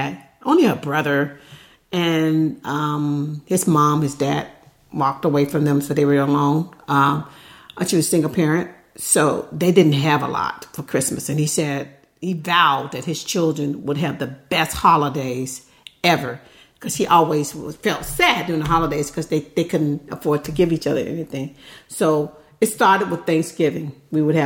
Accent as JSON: {"language": "English", "region": "the South", "country": "United States", "moved": "yes", "lives_now": "near Livermore, California, United States", "said": "we're from the South"}